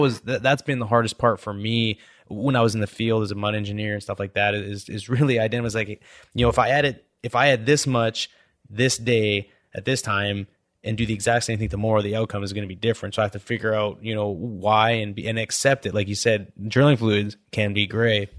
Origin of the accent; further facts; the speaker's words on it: Canada; moved away as an adult; now in United States; growing up in Canada, my goal was to, like, growing up in high school, I always wanted to play football in the States.